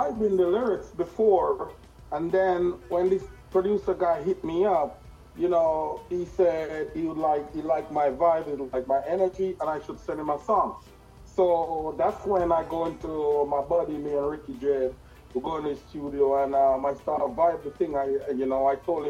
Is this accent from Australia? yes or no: no; Jamaica; I'm a Rastaman from Yard